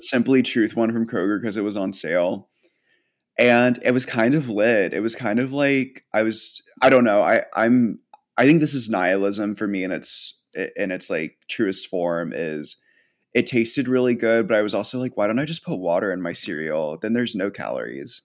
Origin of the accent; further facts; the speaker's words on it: United States; being an American